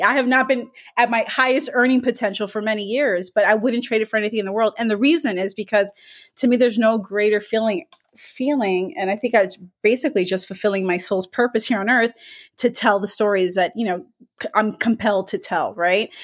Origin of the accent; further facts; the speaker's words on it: Miami, Florida, United States; I grew up in Miami